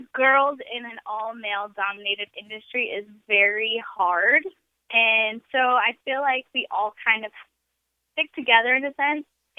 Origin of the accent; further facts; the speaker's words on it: right outside of Chicago, Illinois, United States; I grew up in the Midwest, like right outside of Chicago